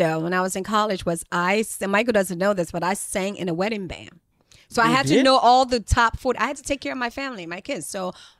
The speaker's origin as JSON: {"language": "English", "country": "Liberia", "tie": "born or raised there", "said": "Speaking of television, when we were growing up in Liberia, like if your house didn't have TV, of course you go to your friends to watch TV, but they would like charge you 10 cents."}